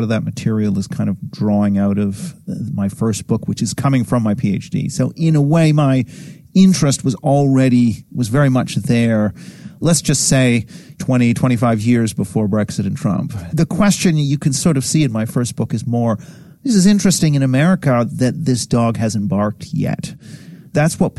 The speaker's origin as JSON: {"language": "English", "town": "Tokyo", "country": "Japan", "tie": "born or raised there", "said": "You know, I grew up eight years in Tokyo. I mean, from being very young, like, you know, two, three, up until about age seven and then a second time age 10 and 11"}